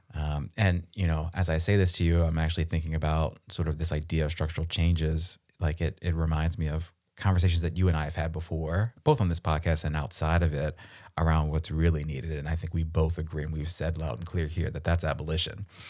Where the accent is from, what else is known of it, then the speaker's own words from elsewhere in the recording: Baltimore County, Maryland, United States; I'm from Baltimore. I'm actually from the county, not the city